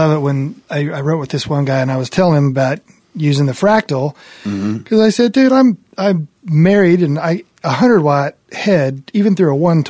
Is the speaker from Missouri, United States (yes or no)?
no; Nebraska, United States; growing up in Nebraska.